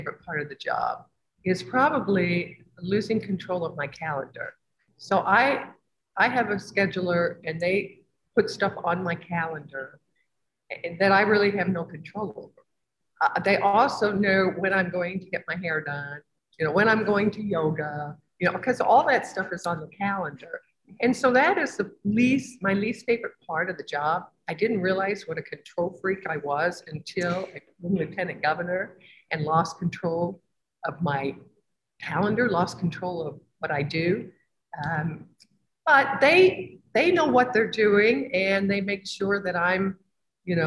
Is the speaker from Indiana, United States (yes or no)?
yes; Evansville, Indiana, United States; I'm from Evansville, which is down across from Kentucky